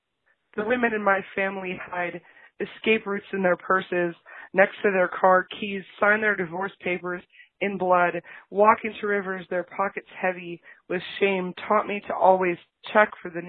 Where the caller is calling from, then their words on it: Racine, Wisconsin, United States; I'm calling from Racine, Wisconsin.